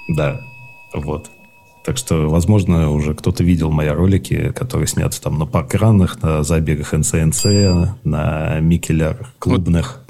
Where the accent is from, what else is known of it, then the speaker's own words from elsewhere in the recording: Moscow Oblast, Russia; moved away as an adult; also born or lived in Istanbul; now in Buenos Aires, Argentina; я же родился в Москве, вырос в Подмосковье